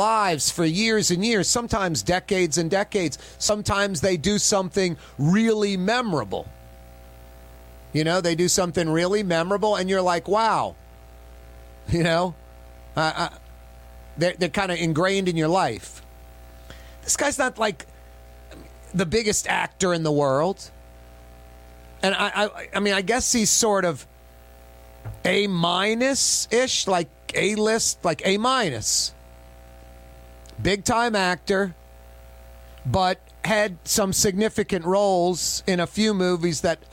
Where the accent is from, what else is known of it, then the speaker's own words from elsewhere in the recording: United States; as an American